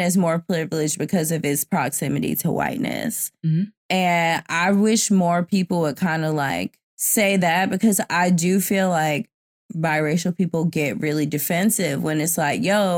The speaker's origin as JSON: {"language": "English", "region": "the South", "country": "United States", "also_born_or_lived": "New York", "moved": "yes", "said": "I'm from the South"}